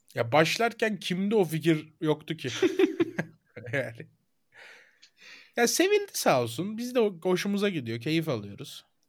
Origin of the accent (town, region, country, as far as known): Turkey